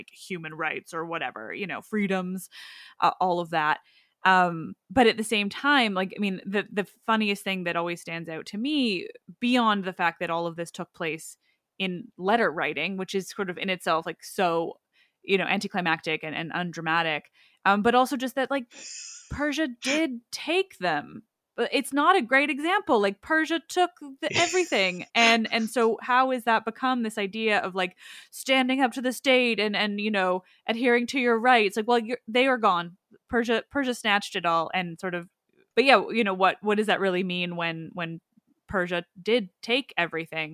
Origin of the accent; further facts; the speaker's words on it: Canada; I'm Canadian